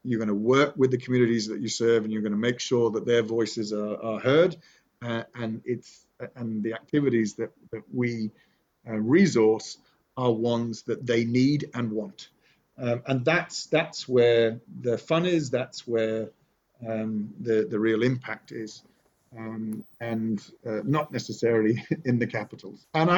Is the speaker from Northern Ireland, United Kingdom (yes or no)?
no; Nottingham, East Midlands, United Kingdom; born there; You're in Sherwood Forest. I was born in Sherwood. I was born in Nottingham.